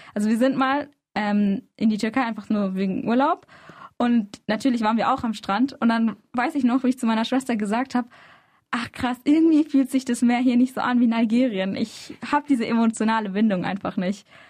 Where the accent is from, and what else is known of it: Freiburg, Baden-Württemberg, Germany; born or raised there; also born or lived in Izmir